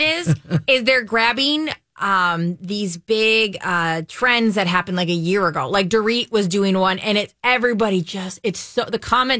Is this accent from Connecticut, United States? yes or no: yes; Connecticut, United States; born there; I was born in Connecticut.